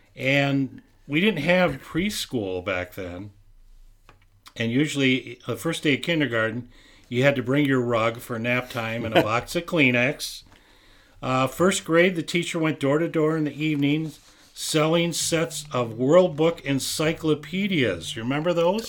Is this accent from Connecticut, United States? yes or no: no; St. Louis Park, Minnesota, United States; when I grew up in Saint Louis Park on Texas Avenue